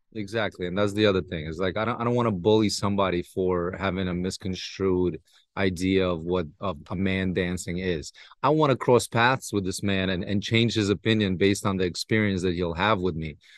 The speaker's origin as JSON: {"language": "English", "country": "United States", "tie": "born or raised there", "said": "I grew up in New York, New Jersey, Brooklyn area"}